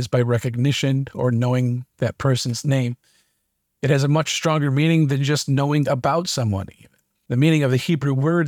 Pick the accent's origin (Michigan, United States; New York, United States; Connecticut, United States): Michigan, United States; Being born and raised in Michigan